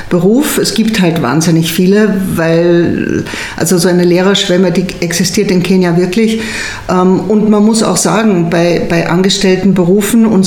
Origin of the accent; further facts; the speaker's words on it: Austria; Und das ist natürlich für kenianische Verhältnisse, es wäre auch bei uns in Österreich ein super tolles Gehalt, zweieinhalbtausend Euro.